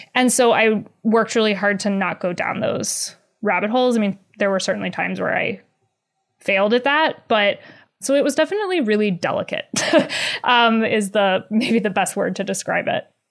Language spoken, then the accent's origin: English; North Carolina, United States; born or raised there